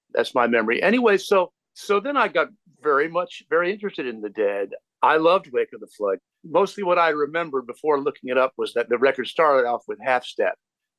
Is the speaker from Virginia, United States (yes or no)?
yes; Williamsburg, Virginia, United States; my hometown here in Williamsburg, VA.